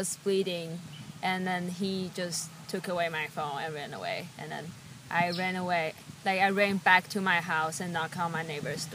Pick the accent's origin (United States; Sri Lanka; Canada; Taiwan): Taiwan; moved away; I grew up in Taiwan.